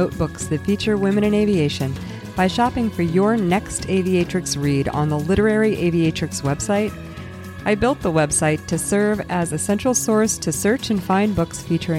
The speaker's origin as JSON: {"language": "English", "town": "Houston", "region": "Texas", "country": "United States", "tie": "born or raised there", "said": "I grew up in Houston, I spent a lot of time at Johnson"}